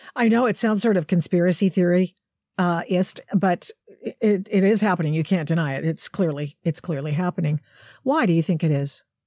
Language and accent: English; Portland, Oregon, United States; I grew up in Portland